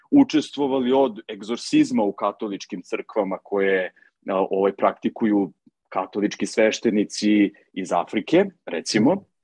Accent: Serbia; moved away as an adult; now in Seychelles; Ja sam, ja sam otišao iz Srbije avanture radi.

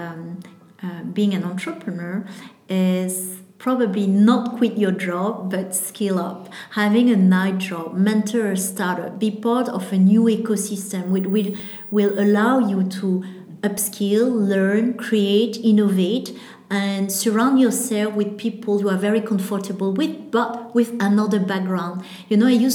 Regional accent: Vietnam; I'm from Vietnam

